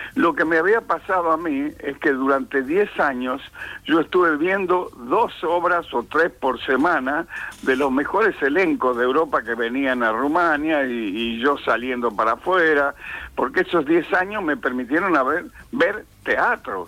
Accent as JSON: {"language": "Spanish", "town": "San Miguel de Tucumán", "region": "Tucumán", "country": "Argentina", "tie": "born or raised there", "said": "yo nací en Tucumán en el año 1934, casi en la prehistoria"}